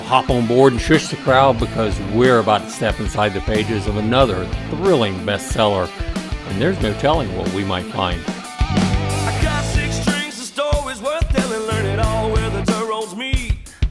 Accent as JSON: {"language": "English", "region": "the South", "country": "United States", "tie": "born or raised there", "said": "I grew up in the South where tea has to be so sweet it can walk on its own"}